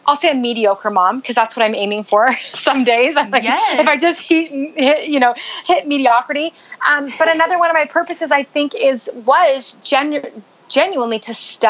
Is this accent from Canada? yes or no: yes; Canada; moved away as an adult; also born or lived in Utah, United States; now in United States; I grew up in Canada